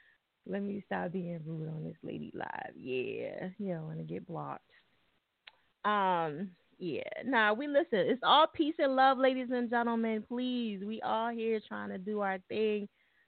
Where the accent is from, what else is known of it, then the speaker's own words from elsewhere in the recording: New Jersey, United States; I'm from Jersey. You know, we fuck everything up.